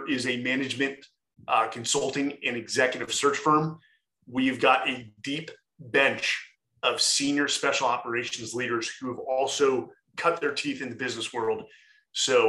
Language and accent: English; Bay Area, California, United States; moved away as an adult; now in Austin, United States; I was born and raised in the Bay Area